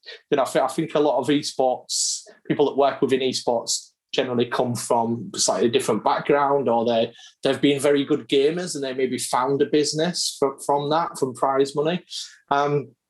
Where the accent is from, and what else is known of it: Hull, Yorkshire and the Humber, United Kingdom; born or raised there